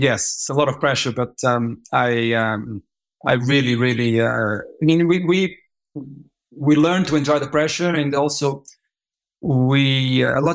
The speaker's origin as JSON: {"language": "English", "region": "Lisbon", "country": "Portugal", "tie": "born or raised there", "also_born_or_lived": "Africa", "said": "I was born in Africa, brought up in Lisbon, Portugal."}